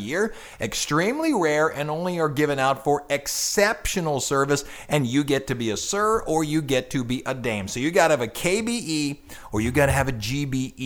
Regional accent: United States; I'm American

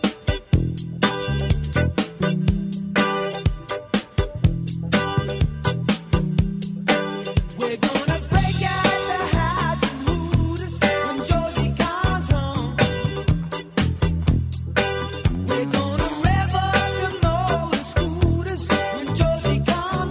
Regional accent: Scotland, United Kingdom; I'm from Scotland

